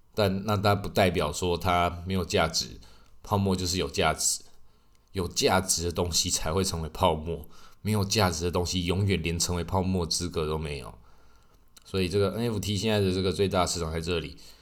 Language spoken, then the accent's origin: Chinese; Taiwan; 那我们台湾人